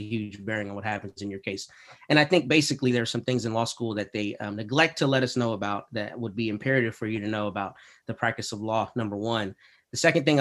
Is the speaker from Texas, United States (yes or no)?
yes; Texas, United States; also born or lived in Washington, D.C. / Toledo, Ohio; I'm born and raised in Texas